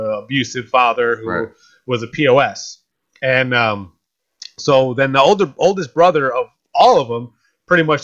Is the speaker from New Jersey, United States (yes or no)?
yes; Atlantic City, New Jersey, United States; that's about my hometown. It's about my hometown